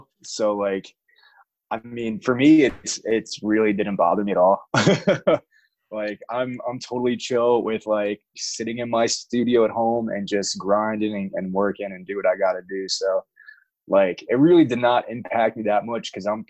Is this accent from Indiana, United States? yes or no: no; New York, United States; now in Atlanta, United States; I'm from New York originally.